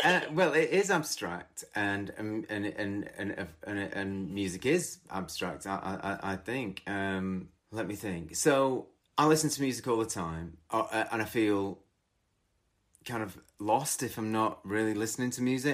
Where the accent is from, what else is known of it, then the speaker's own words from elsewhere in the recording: twenty miles outside of Manchester, North West England, United Kingdom; I grew up twenty miles outside of Manchester